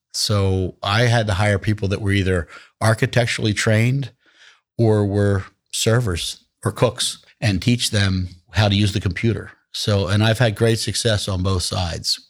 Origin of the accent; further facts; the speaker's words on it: Atlantic City, New Jersey, United States; I'm born and raised in Atlantic City, New Jersey.